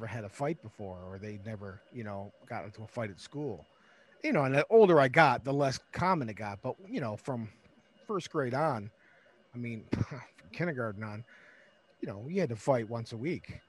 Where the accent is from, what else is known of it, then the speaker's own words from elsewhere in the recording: Detroit, Michigan, United States; I was born in Detroit, in the house.